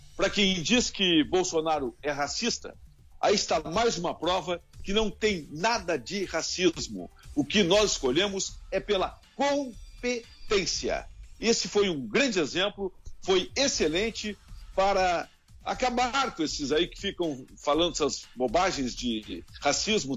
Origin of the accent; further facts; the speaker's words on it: Rio Grande do Sul, Brazil; Eu sou gaúcho